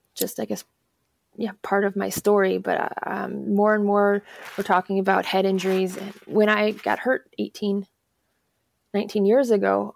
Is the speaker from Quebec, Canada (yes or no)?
no; Alberta, Canada; also born or lived in Chicago area, Illinois, United States; now in Missoula, United States; originally, I'm actually a Canadian. I'm from Alberta, okay. so um, I went to high school in the Chicago area